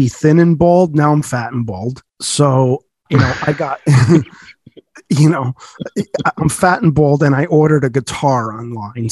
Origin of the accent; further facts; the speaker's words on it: New Jersey, United States; We're sensitive guys from New Jersey